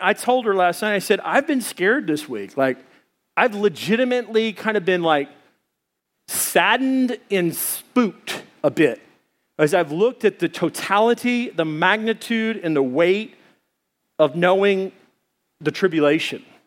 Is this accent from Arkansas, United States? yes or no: yes; Arkansas, United States; now in Arizona, United States; I come from Arkansas, and there's Blanchard Springs there